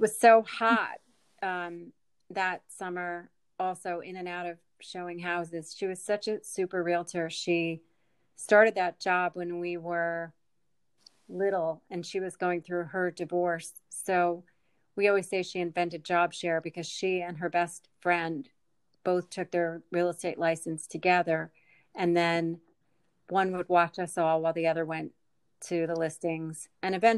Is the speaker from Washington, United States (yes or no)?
no; near the Jersey Shore, New Jersey, United States; I grew up near the Jersey Shore